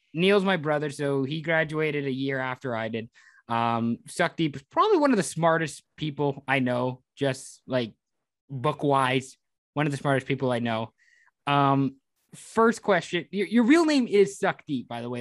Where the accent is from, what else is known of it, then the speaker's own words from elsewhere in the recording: Canada; in Canada, like you know, being Canadian means like celebrating your culture, like where you came from